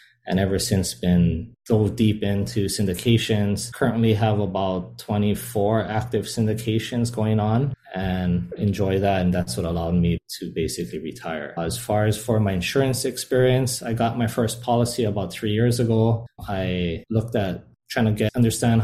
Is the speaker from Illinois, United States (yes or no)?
no; Hilo, Hawaii, United States; also born or lived in Seattle, Washington / Jacksonville, Florida; now in Honolulu, United States; I'm currently residing in Honolulu, Hawaii. I grew up in Hilo